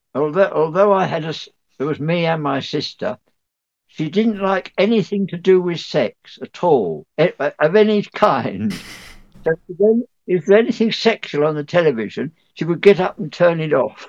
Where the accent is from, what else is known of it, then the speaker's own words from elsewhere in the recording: North Dorset, South West England, United Kingdom; North, North Dorset